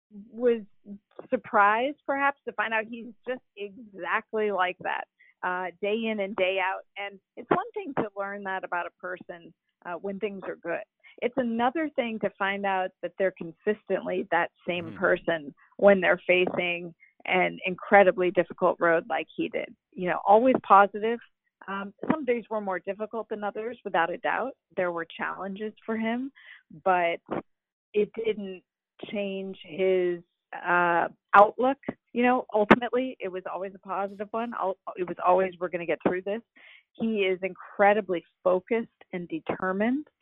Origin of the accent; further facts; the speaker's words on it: Bay Area, California, United States; moved away; also born or lived in Kansas City; I'm from the Bay Area originally